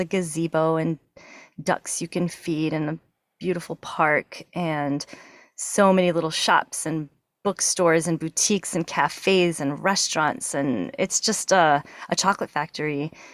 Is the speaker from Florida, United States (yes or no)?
no; Massachusetts, United States; moved away; I grew up in New England. I'm from Massachusetts